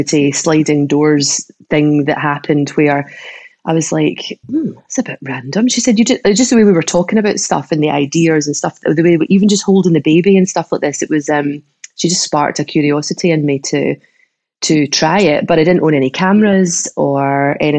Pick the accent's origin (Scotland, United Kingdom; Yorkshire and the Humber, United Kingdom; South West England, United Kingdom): Scotland, United Kingdom; Troon; moved away; also born or lived in Australia; when I moved back to Troon from Australia